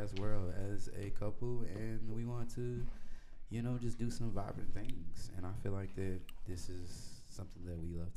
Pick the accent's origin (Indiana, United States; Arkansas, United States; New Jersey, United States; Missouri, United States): Arkansas, United States; Little Rock; moved away as an adult; now in Austin, United States; I am from Little Rock, Arkansas. I'm not from Houston. I'm from Little Rock. I live in Austin, Texas as well. I've been here for 2 years now.